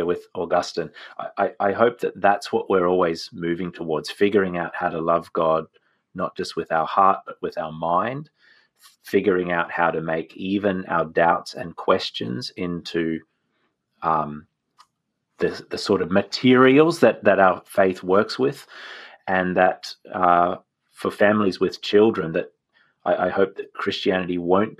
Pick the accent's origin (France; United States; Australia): Australia; I'm an Australian